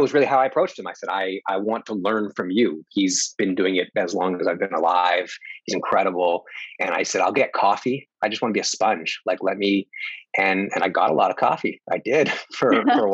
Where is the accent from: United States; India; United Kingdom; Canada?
Canada; Winnipeg, Manitoba; moved away; I grew up in the prairies of Canada. I grew up in Winnipeg, where my family still all are